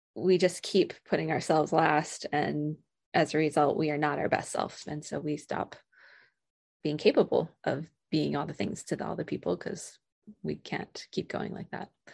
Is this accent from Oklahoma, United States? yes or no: no; Vermont, United States; moved away as an adult; also born or lived in Colorado / Vienna, Austria / Georgia; now in Alaska, United States; I grew up in Vermont.